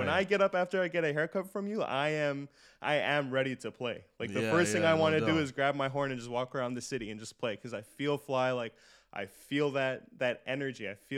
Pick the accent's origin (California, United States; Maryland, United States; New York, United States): New York, United States; Brooklyn; born there; I was born in Brooklyn.